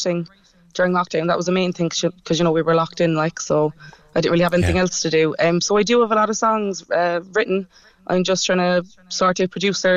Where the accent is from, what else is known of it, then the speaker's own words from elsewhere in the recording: Cork, Munster, Ireland; also born or lived in London; I'm from Mayfield.